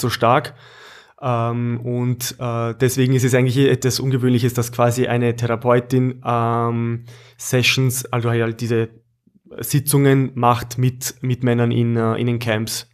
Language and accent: German; Austria; beziehungsweise Oberösterreich bei uns in Österreich